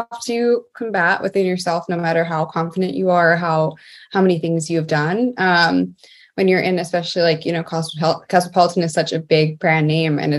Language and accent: English; Mount Arlington, New Jersey, United States; I grew up in Mount Arlington, New Jersey, a very small town in northeast New Jersey.